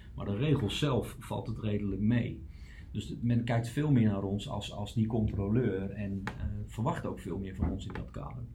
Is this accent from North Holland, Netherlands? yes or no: no; Utrecht, Netherlands; Ik ben geboren en getogen Utrechter